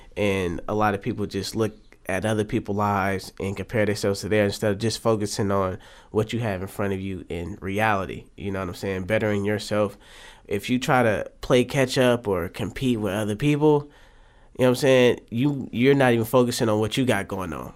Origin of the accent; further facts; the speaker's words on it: Oakland, California, United States; I'm from West Oakland, born and raised